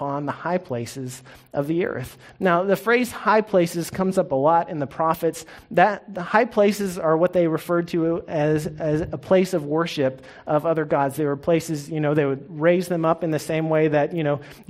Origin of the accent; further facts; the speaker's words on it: Norman, Oklahoma, United States; I grew up in Norman